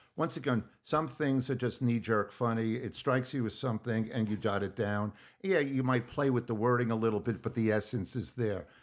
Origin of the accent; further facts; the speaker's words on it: Long Island, New York, United States; growing up on Long Island